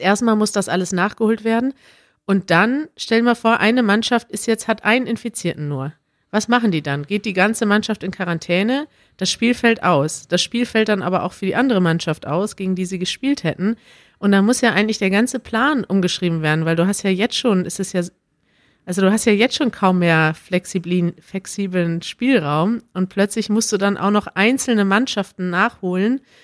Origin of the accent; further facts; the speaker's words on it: Germany; als Deutscher